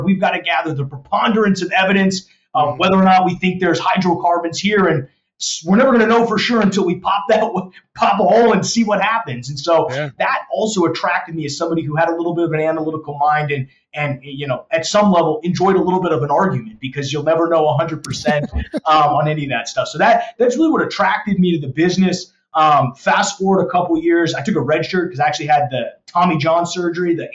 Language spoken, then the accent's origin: English; Denver, Colorado, United States; moved away as an adult; now in Dallas, United States; I grew up in Colorado. I was a Southeast Denver guy